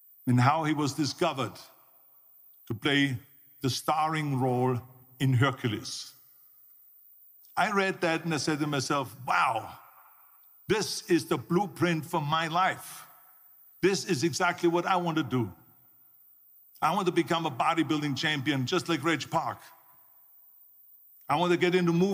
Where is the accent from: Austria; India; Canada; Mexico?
Austria; born or raised there; moved away